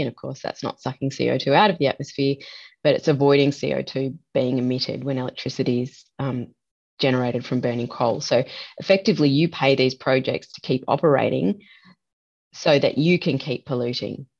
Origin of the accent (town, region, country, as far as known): Australia